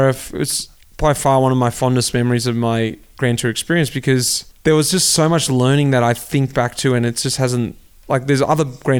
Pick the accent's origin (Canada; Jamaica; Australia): Australia; Melbourne, Victoria; moved away as an adult; also born or lived in Belgium; my hometown, Melbourne, out the back of Hurstbridge, King Lake.